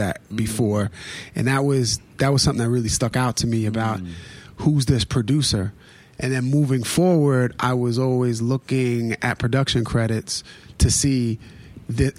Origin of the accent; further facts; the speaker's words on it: New York, United States; being a New Yorker